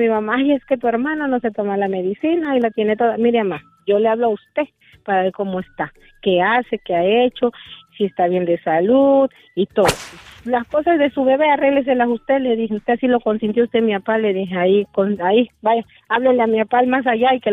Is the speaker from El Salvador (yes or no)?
yes; El Salvador; now in Las Vegas, United States; Yo nací de hermosa en El Salvador.